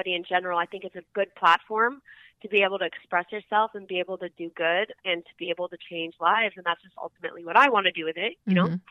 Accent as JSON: {"language": "English", "town": "Malibu", "region": "California", "country": "United States", "tie": "born or raised there", "also_born_or_lived": "Hana, Maui, Hawaii", "said": "I grew up in Malibu, and I lived in Hana, Maui for a while."}